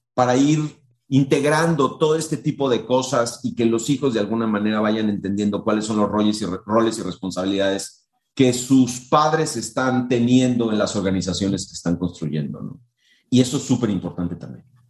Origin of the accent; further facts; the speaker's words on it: Mexico; en nuestra cultura como mexicanos